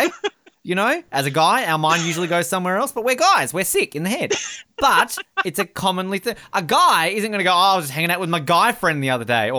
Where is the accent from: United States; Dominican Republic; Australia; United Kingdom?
Australia; I'm Australian.